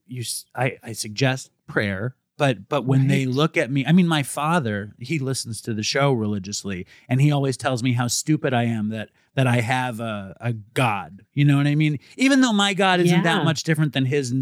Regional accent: New York City, New York, United States; I was raised Jewish in Manhattan

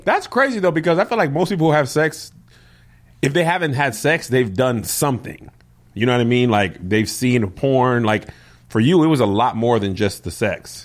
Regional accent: El Paso, Texas, United States; I grew up in El Paso

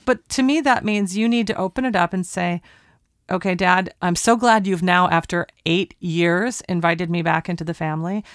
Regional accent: Portland, Oregon, United States; We're recording at Talkback Sound and Visual in Portland, Oregon, my hometown

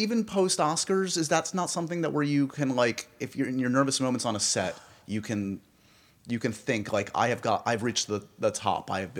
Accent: New York, United States; as a New Yorker, I grew up

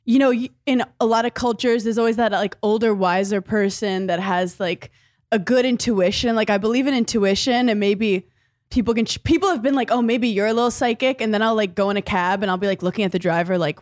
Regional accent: New York City, New York, United States; I grew up in Brooklyn, New York

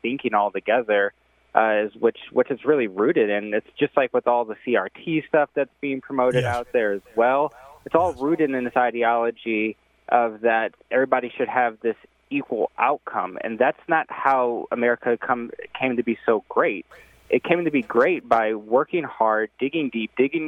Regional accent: St. Louis County, Missouri, United States; I grew up in St. Louis County originally

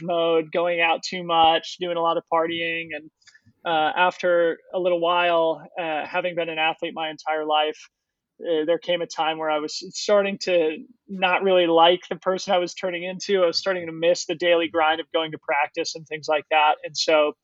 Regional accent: Boulder, Colorado, United States; I grew up in Boulder, Colorado

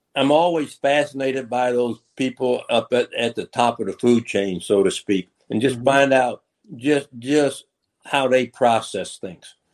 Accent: Macomb, Illinois, United States; moved away; I came from Macomb, Illinois, school of 1,000, a class of 250

